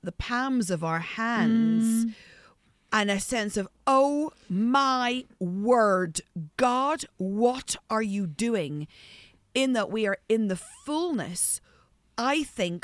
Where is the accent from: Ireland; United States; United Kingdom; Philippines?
Ireland; I'm Irish